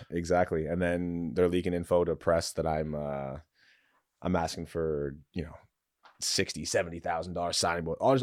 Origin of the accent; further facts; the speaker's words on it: London, Ontario, Canada; I was raised in London